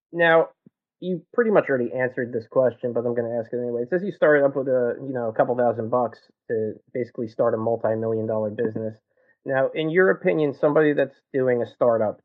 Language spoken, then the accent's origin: English; Jersey City, New Jersey, United States; I also grew up in New Jersey, not too far from you